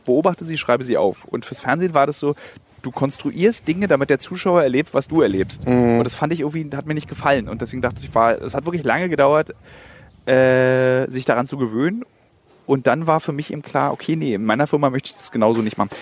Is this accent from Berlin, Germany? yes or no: yes; Berlin, Germany; als Berliner